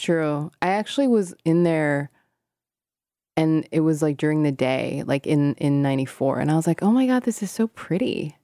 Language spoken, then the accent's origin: English; Hong Kong; moved away; when I was growing up in Hong Kong